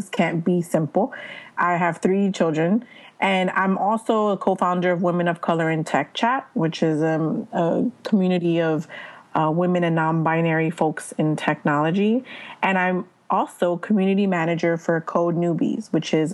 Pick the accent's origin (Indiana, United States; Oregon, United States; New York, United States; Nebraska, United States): New York, United States; New York City; I'm from New York City, born and raised